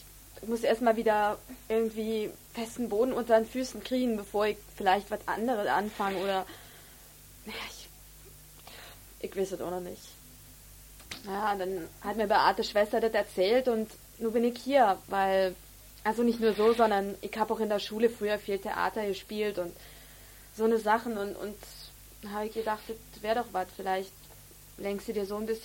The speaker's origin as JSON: {"language": "German", "region": "Berlin", "country": "Germany", "said": "Ich, ähm, ich bin aus Berlin. Hört man ja wahrscheinlich."}